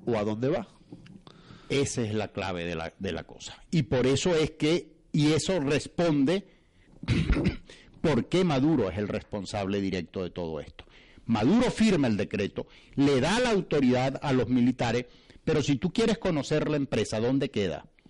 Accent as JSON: {"language": "Spanish", "region": "Bolívar", "country": "Venezuela", "tie": "born or raised there", "said": "es el área donde yo nací, es el área donde yo crecí, es el área donde yo me desarrollé. En esa oportunidad yo era concejal y era secretario general de la causa R en el estado, Bolívar"}